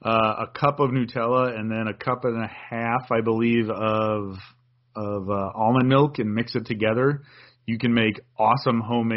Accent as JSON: {"language": "English", "town": "Wauwatosa", "region": "Wisconsin", "country": "United States", "tie": "born or raised there", "said": "my hometown, Wauwatosa"}